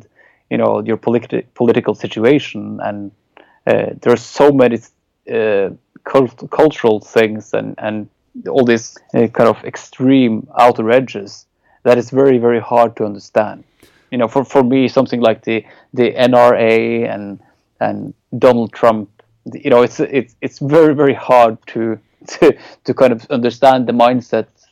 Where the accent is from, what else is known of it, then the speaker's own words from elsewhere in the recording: Norway; English is a second language; growing up in Norway